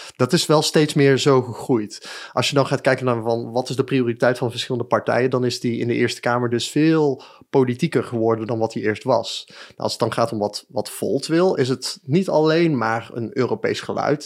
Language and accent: Dutch; Breda, North Brabant, Netherlands; also born or lived in Den Bosch / Utrecht / Nijmegen; now in 's-Hertogenbosch, Netherlands; ik ben geboren en getogen in Breda, dus ik ben ook echt wel, eh, Brabander